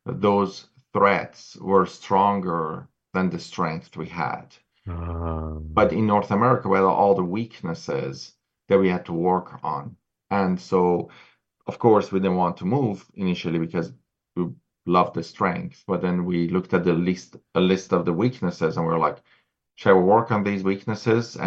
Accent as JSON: {"language": "English", "town": "Tehran", "region": "Tehran Province", "country": "Iran", "tie": "born or raised there", "also_born_or_lived": "Vancouver, Canada", "moved": "as an adult", "lives_now": "British Columbia, Canada", "said": "No, I was born and raised in Tehran, in Iran. Then I moved to Vancouver when I was 25"}